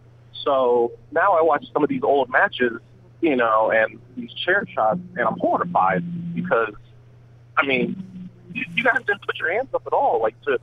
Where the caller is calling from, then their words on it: Cleveland, Ohio, United States; I'm calling from Cleveland, Ohio, actually.